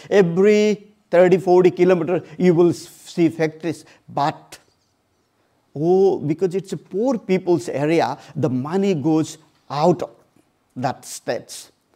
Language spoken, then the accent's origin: English; Odisha, India; moved away; I born and brought up in this small family in a very, very remote place